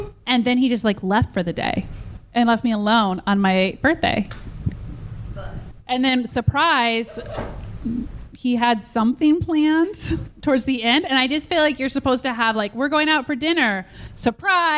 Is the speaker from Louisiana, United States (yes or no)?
no; Nebraska, United States; moved away; I'm from Nebraska.